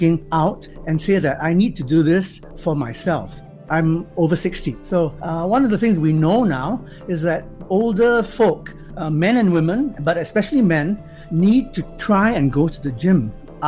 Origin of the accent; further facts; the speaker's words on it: Singapore; also born or lived in Edinburgh; being Singaporean